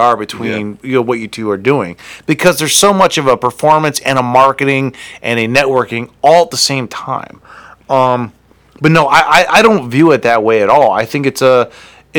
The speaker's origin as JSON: {"language": "English", "town": "Akron", "region": "Ohio", "country": "United States", "said": "I'm from Akron."}